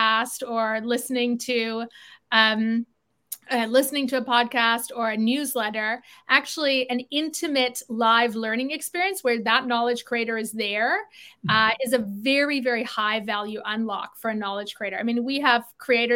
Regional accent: South Africa; now in Toronto, Canada; I grew up in South Africa. Moved to Canada in 92

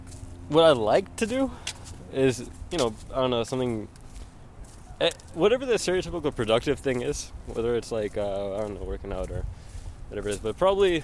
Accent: Santa Monica, California, United States; I'm from Santa Monica, down the street from your house. About 10 minutes walk from the beach.

